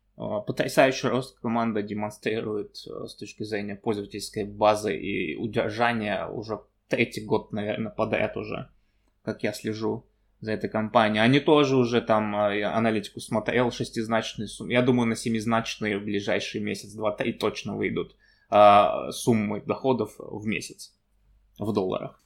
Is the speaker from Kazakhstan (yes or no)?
yes; Kazakhstan; Я сам из Казахстана родом